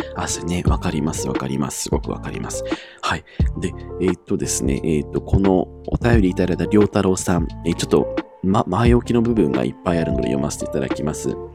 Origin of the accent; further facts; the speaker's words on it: Iwate, Japan; 地元が私、岩手なんですけれども